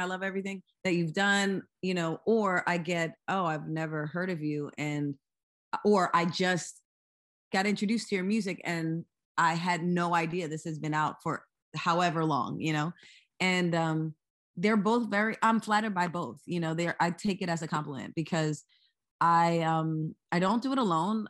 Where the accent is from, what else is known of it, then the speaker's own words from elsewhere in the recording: Lower Merion, Pennsylvania, United States; also born or lived in Philadelphia; I was born in Philadelphia, m, and I live in Philadelphia now, but I was actually raised in the same city that Kobe Bryant went to high school, which is Lower Marion